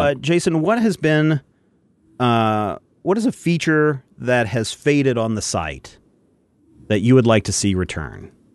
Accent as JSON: {"language": "English", "region": "Kansas", "country": "United States", "said": "we're all from Kansas"}